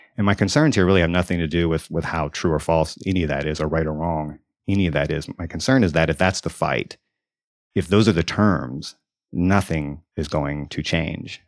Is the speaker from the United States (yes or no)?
yes; Deep South, United States; moved away; I grew up in the South, in the Deep South, and I just moved back